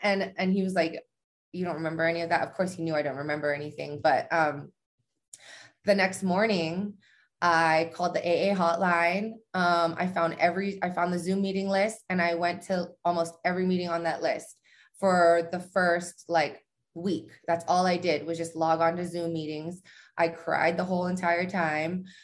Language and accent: English; Hawaii, United States; now in Las Vegas, United States; I'm from Hawaii. Um, I live in Vegas now.